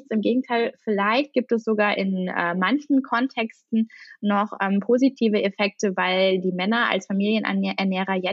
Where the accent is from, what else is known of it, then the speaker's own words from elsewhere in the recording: East Germany, Germany; born there; ich bin im Osten geboren, ziehe jetzt aber in den Westen.